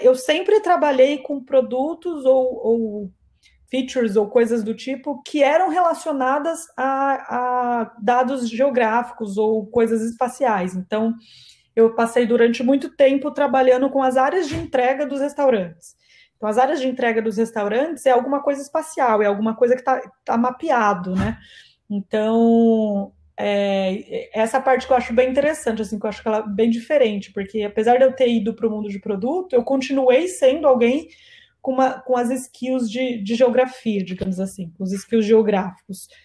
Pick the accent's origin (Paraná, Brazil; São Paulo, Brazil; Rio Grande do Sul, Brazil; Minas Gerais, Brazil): São Paulo, Brazil; Campinas; moved away as an adult; now in São Paulo, Brazil; eu sou natural de Campinas, Campinas é uma cidade do interior do estado de São Paulo, mas atualmente eu moro em São Paulo